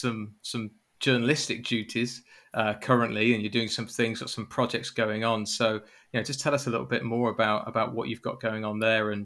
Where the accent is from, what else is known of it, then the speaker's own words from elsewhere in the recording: United Kingdom; As a Brit